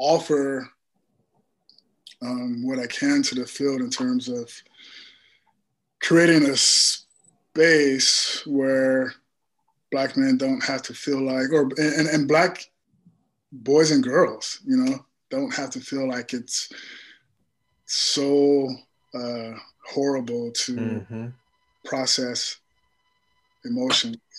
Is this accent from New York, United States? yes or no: no; Compton, California, United States; growing up in Compton